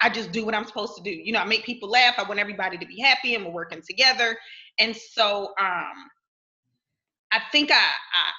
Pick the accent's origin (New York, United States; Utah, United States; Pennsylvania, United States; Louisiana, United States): Pennsylvania, United States; Philadelphia; moved away; that's exactly where I'm from, South Philly